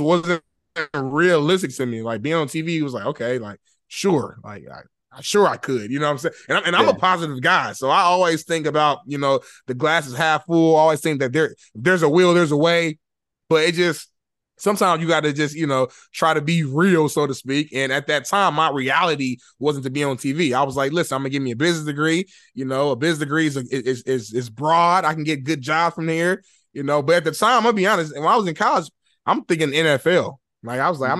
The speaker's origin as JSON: {"language": "English", "town": "Indianapolis", "region": "Indiana", "country": "United States", "tie": "born or raised there", "moved": "as an adult", "lives_now": "Los Angeles, United States", "said": "I'm from Indianapolis, Indiana. I grew up, I grew up poor."}